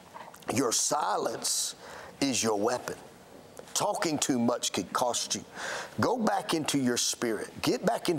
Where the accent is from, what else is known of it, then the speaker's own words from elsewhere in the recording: Alabama, United States; I'm from Alabama